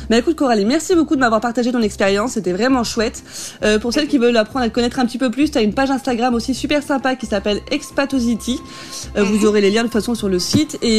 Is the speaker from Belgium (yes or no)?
no; Strasbourg, Grand Est, France; moved away as an adult; also born or lived in Italy; now in Netherlands; de France, je viens de Strasbourg.